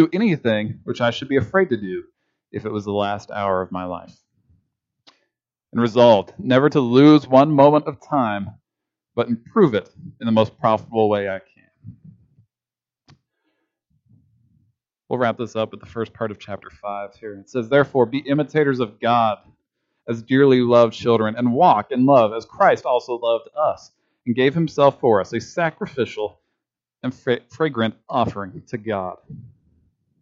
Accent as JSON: {"language": "English", "region": "Kansas", "country": "United States", "said": "as a Kansan"}